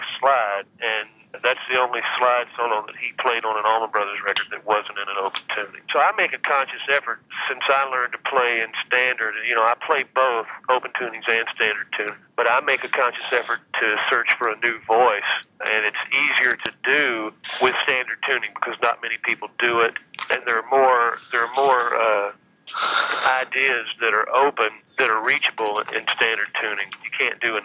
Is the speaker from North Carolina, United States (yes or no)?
yes; Asheville, North Carolina, United States; Where I grew up in Asheville, North Carolina